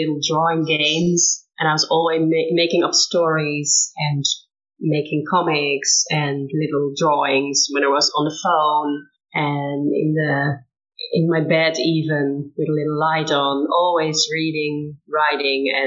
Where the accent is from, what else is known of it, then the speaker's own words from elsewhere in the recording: Netherlands; from the Netherlands